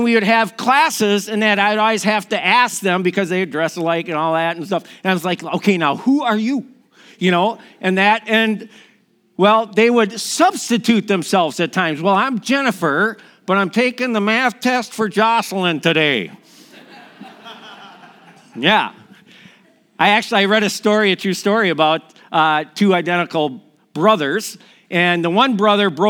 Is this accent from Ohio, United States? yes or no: no; Milwaukee, Wisconsin, United States; moved away; also born or lived in Minnesota; I'm from Milwaukee, Wisconsin